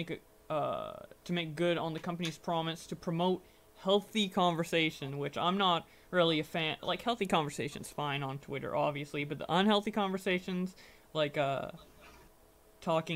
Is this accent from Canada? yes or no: yes; Canada; I'm Canadian